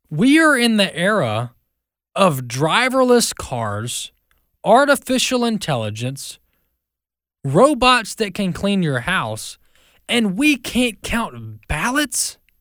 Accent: Mississippi, United States; My home state, Mississippi

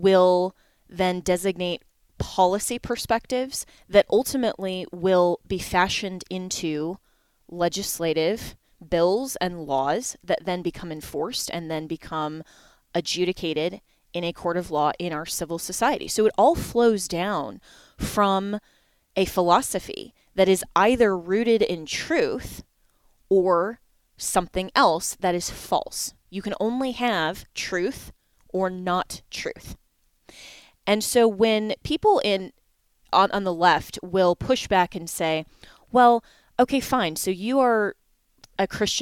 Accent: Colorado, United States; here in my home state of Colorado

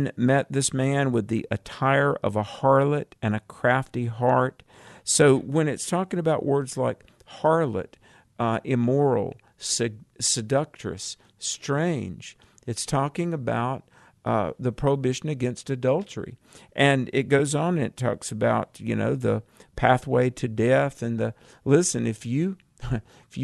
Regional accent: the South, United States; I'm from the South

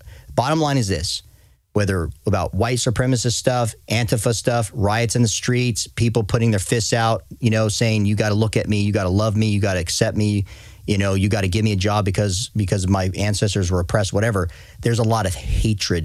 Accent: Tucson, Arizona, United States; growing up in Tucson, Arizona, coming from a Mexican family

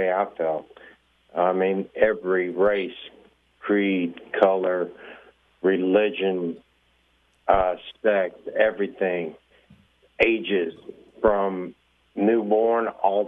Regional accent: Texas, United States; I'm from Texas

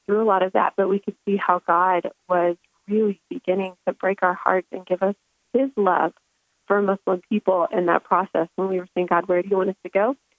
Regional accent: United States; moved away; I grew up in America

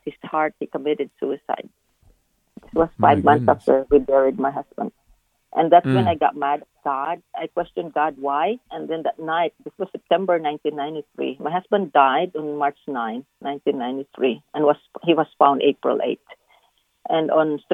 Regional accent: Philippines; now in Dallas, United States; when I was growing up in the Philippines, my mother used to feed the homeless in our kitchen

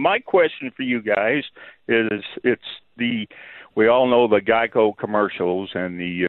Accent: Newton, Kansas, United States; my hometown of Newton, Kansas

